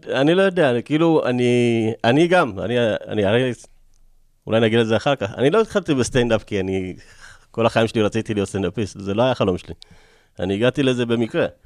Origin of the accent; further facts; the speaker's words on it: Rosh HaAyin, Central District, Israel; also born or lived in Ethiopia / Tiberias / Elad; רוב, רוב חיי אני גרתי בראש העין. אז עכשיו אני חזרתי גם לראש העין